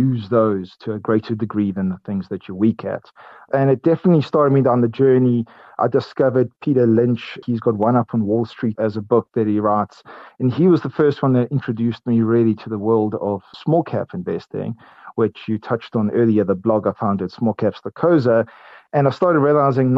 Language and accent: English; Port Elizabeth, Eastern Cape, South Africa; I grew up in Port Elizabeth, and I went to Pearson High School there